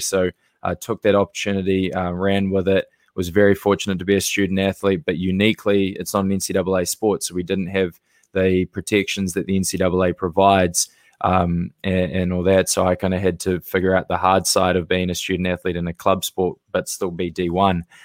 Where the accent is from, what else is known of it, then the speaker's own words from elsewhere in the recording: New Zealand; moved away as an adult; now in United States; originally born and raised in New Zealand